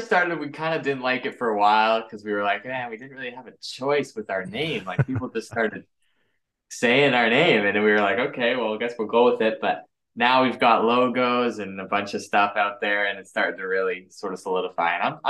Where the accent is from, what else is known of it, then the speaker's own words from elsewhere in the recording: Canada; We're brothers from Canada